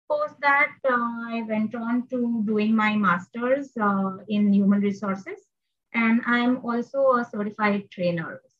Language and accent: English; Mumbai, Maharashtra, India; I belong to a middle class Maharashtrian family, born and brought up in Mumbai uh, I'm the only child, but unfortunately not a pampered one. Uh, my father is a Maharashtrian and my mom is a Marwadi.